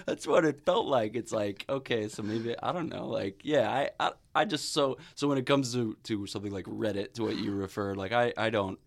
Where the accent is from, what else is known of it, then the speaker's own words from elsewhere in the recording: Illinois, United States; I'm from Illinois